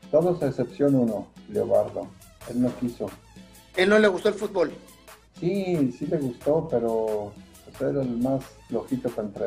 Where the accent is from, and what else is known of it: El Rosario, Jalisco, Mexico; born or raised there